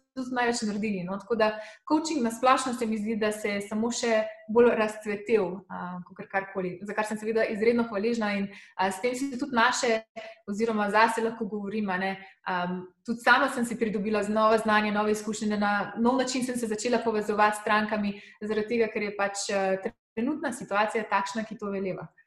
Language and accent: Slovenian; Slovenia; moved away as an adult